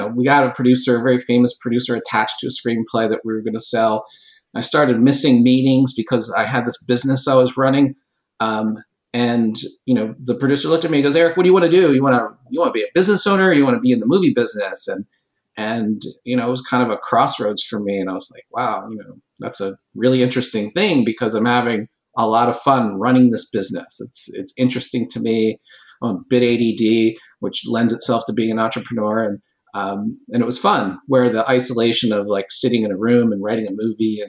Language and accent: English; East Coast, United States; now in California, United States; I'm from the East Coast where people do things for themselves